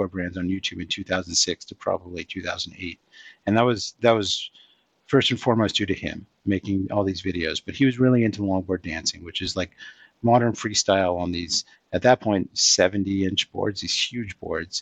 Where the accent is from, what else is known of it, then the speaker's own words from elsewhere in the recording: Los Angeles, California, United States; moved away as an adult; also born or lived in New York City; I grew up skateboarding in Los Angeles